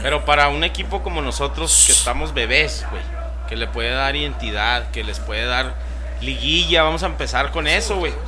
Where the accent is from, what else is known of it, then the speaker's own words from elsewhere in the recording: Ciudad Juárez, Chihuahua, Mexico; siempre ponemos la bandera de que somos de Juaritos